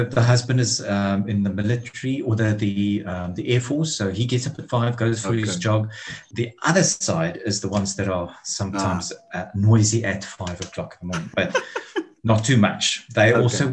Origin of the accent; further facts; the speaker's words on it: Pretoria, Gauteng, South Africa; moved away as an adult; now in Cape Town, South Africa; Originally Pretoria, grew up there